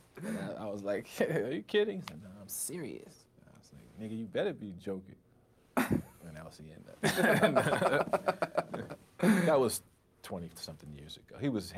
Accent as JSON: {"language": "English", "region": "New York", "country": "United States", "said": "I said, \"Hey, yeah, I'm the comedian. … I'm from Long Island.\""}